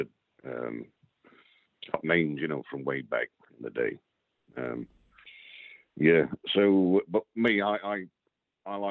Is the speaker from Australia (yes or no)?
no; Derbyshire, East Midlands, United Kingdom; born and raised in Derbyshire